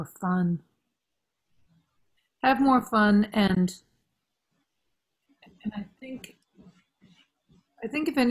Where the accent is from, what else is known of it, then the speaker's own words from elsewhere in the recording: Listowel, Ontario, Canada; now in North Vancouver, Canada; me growing up in Listwell and the farm